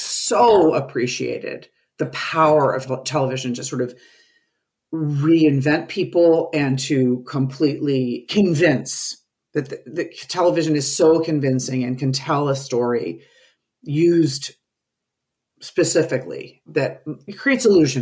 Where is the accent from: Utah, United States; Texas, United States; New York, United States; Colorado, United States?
New York, United States; I grew up in New York